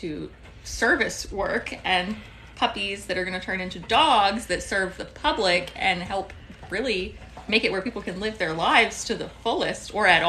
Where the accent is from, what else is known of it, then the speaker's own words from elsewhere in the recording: Wyoming, United States; now in Florida, United States; I'm from Wyoming, and Wyoming doesn't have a basketball team